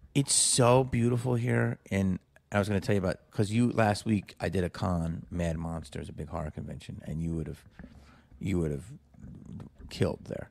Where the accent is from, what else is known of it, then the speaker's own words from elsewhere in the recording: Philadelphia, Pennsylvania, United States; I grew up in Philly